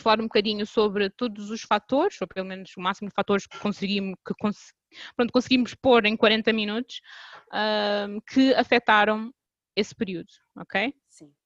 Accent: Cape Verde; sou, sou cabo-verdiana

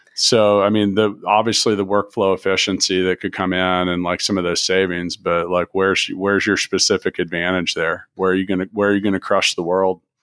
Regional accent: Kansas City, United States; moved away; also born or lived in Indianapolis; I grew up in Kansas City

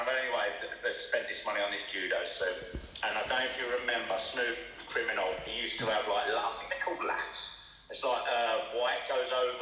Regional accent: Crawley, South East England, United Kingdom; now in Birmingham, United Kingdom; where I was from, am from in Crawley

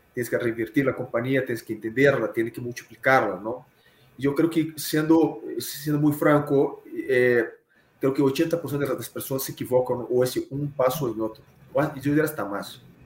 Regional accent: Rio de Janeiro, Brazil; Spanish is a second language; moved away as an adult; now in Mexico; soy carioca, soy de Río de Janeiro. Estoy en México a 16 años

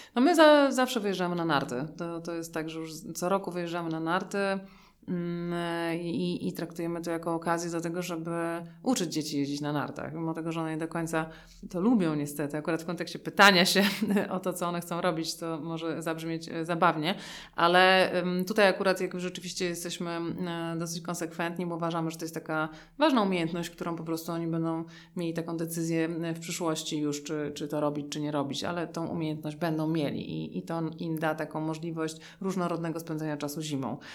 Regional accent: Warsaw, Masovian Voivodeship, Poland; my jesteśmy obie z Warszawy

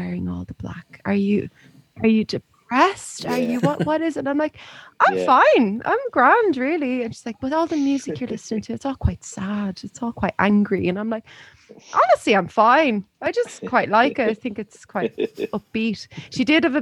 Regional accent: Navan, Leinster, Ireland; moved away as an adult; I lived in Navin from when I was 13 until when I was 18.

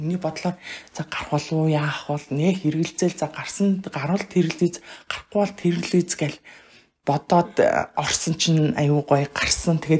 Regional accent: Mongolia; moved away as an adult; now in Sweden; би 2008 онд Монголоос гарч ирсэн байхгүй.

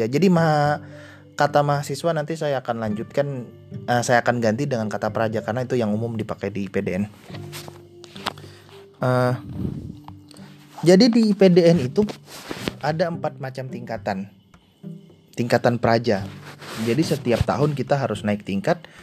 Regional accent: Hulu Sungai Tengah, South Kalimantan, Indonesia; saya aslinya Kalimantan Selatan Kabupaten Hulu Sungai Tengah

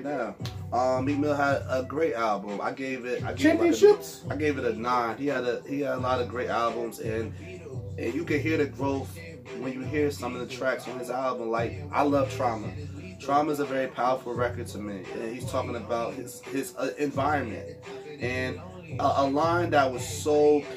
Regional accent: North New Jersey, United States; I was born and raised in North New Jersey

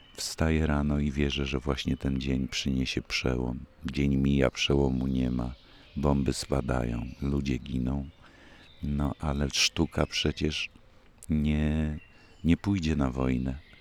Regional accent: Koszalin, West Pomeranian Voivodeship, Poland; moved away; z Koszalina nigdy nie wyjechałem i ciągle idę z ulicy Trauguta do przedszkola, które mieści się właśnie naprzeciwko rozgłośni Polskiego Radia Koszalińskiej

